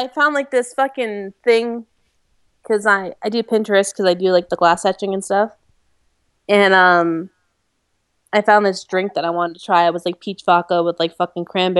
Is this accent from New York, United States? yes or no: no; Monmouth County, New Jersey, United States; moved away as an adult; I grew up in Jersey.